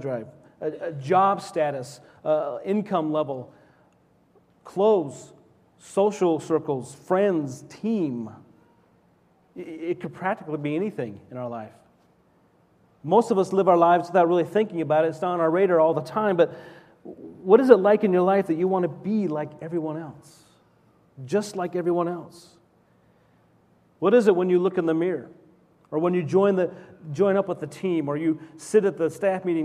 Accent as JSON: {"language": "English", "town": "Salt Lake City", "region": "Utah", "country": "United States", "tie": "born or raised there", "said": "when I was 5 or 6 growing up in Salt Lake City, Utah, in the early 70s"}